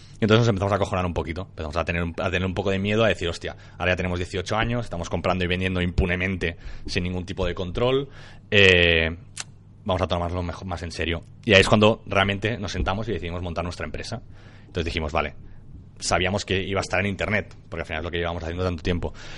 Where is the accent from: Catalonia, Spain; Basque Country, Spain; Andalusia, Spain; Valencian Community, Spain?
Catalonia, Spain; Maresme; also born or lived in Barcelona; nací en Barcelona y luego mis padres decidieron moverse al Maresme para estar más tranquilos